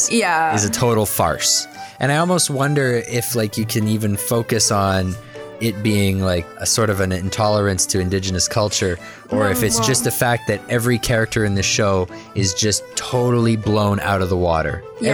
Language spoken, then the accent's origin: English; Quebec, Canada; moved away; also born or lived in Nova Scotia / Halifax; we're from Nova Scotia, you and I, right? So we're Maritimers, but, like, our lineage is French. Most of our family is all French. So we're French. We grew up in Quebec. We're very French people